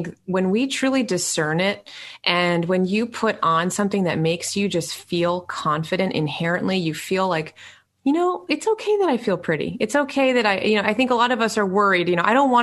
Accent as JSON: {"language": "English", "town": "New York City", "region": "New York", "country": "United States", "tie": "born or raised there", "said": "I was born in New York City"}